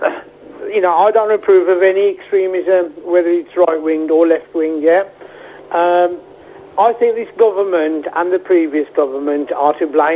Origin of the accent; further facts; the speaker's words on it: United Kingdom; People like myself aren't involved in it either way, other than we're British